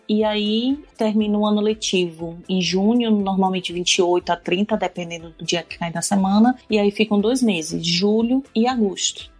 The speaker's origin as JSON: {"language": "Portuguese", "town": "Salvador", "region": "Bahia", "country": "Brazil", "tie": "born or raised there", "also_born_or_lived": "Aracaju, Sergipe", "moved": "as an adult", "lives_now": "Navan, Ireland", "said": "eu cresci em Salvador e lá é bem difícil você brincar assim na rua"}